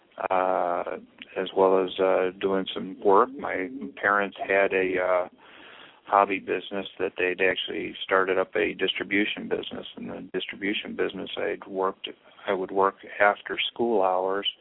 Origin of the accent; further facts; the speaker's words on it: Royal Oak, Michigan, United States; also born or lived in Topeka, Kansas / Mississippi / Louisiana / Turkey; we basically settled into Royal Oak, and I grew up around Royal Oak schools